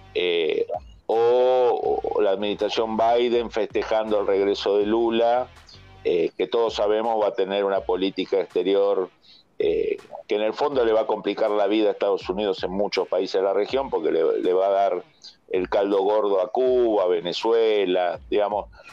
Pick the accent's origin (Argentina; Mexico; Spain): Argentina; los que somos originarios de la Argentina